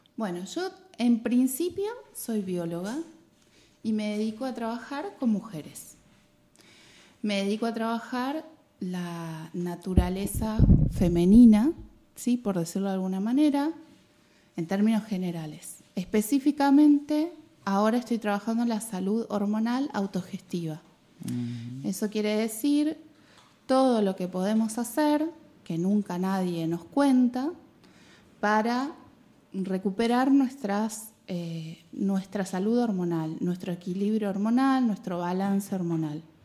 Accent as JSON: {"language": "Spanish", "town": "Mar del Plata", "region": "Buenos Aires Province", "country": "Argentina", "tie": "born or raised there", "also_born_or_lived": "Patagonia", "moved": "as an adult", "lives_now": "Spain", "said": "viví toda mi vida en Mar del Plata"}